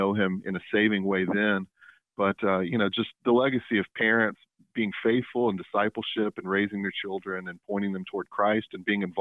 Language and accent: English; Tupelo, Mississippi, United States; also born or lived in Savannah, Georgia; I grew up here in Mississippi, and I live in my hometown in Tupelo, Mississippi